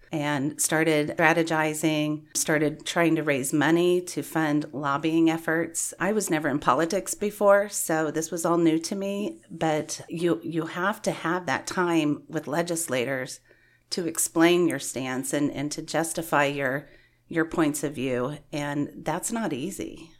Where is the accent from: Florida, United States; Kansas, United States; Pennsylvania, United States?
Kansas, United States; Valley Center; I grew up in Valley Center, Kansas, so I've been a Kansas resident all my life